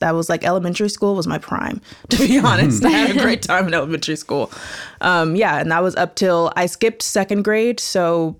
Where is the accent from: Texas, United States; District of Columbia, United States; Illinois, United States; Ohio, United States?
District of Columbia, United States; Washington; I was born in Washington, D.C.